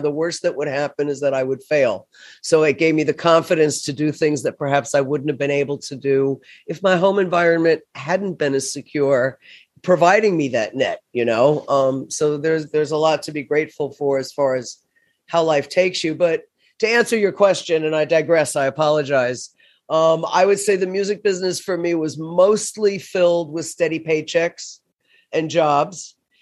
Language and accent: English; Florida, United States; moved away as an adult; also born or lived in New York City; to New York City from my hometown in Florida